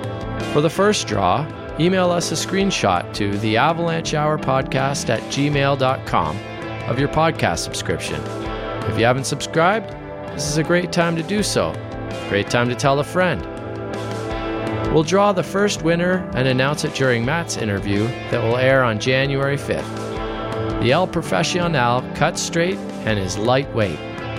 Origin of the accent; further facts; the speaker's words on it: Canada; I'm your Canadian correspondent